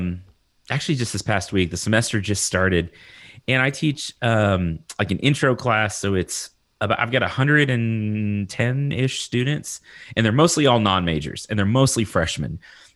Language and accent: English; Lubbock, Texas, United States; Yeah, I'm from Texas.